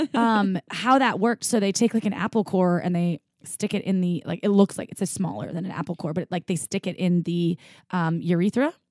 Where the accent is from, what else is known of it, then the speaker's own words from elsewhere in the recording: Midwest, United States; moved away; I grew up in the Midwest